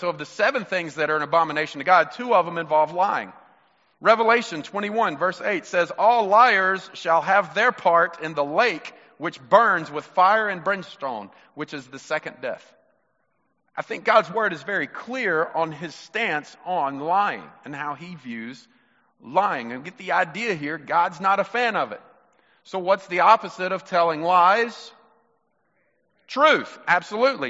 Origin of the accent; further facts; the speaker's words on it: Mississippi, United States; You're my brother, and we're from Mississippi